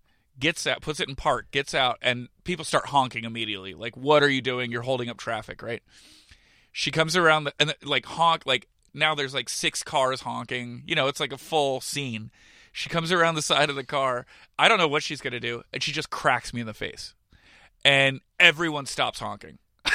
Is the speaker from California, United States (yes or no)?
yes; California, United States; also born or lived in South Jersey; get my sarcasm and my humor from Jersey, but I get my social awareness from California, because growing up in the Bay Area, I, like, knew gay people and stuff like that.